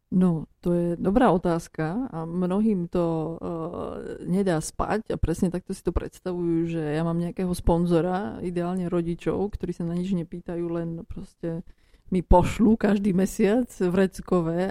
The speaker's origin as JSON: {"language": "Slovak", "country": "Slovakia", "tie": "born or raised there", "also_born_or_lived": "England / Frankfurt, Germany", "moved": "as an adult", "said": "Ja som sa narodila na Slovensku, ale e, predko, a teda moja mamka je zo Lvova, zo mm. západnej Ukrajiny"}